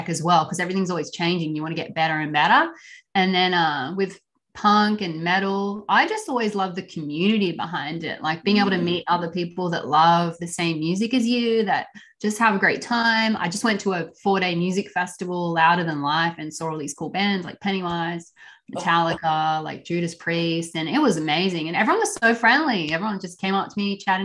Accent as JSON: {"language": "English", "country": "Australia", "moved": "yes", "lives_now": "United States", "said": "we're actually both from Australia"}